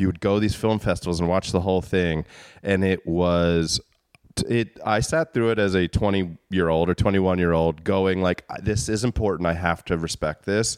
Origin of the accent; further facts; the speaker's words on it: Maryland, United States; the J C C near my hometown, the Jewish Community Center, would, like, have shows.